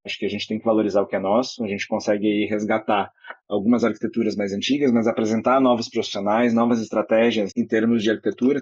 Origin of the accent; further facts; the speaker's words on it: interior of Rio Grande do Sul, Brazil; Eu sou do interior do Rio Grande do Sul.